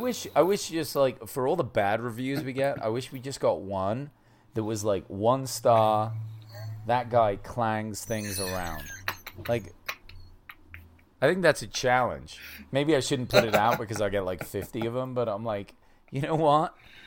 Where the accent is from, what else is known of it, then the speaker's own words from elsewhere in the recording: United Kingdom; As a Brit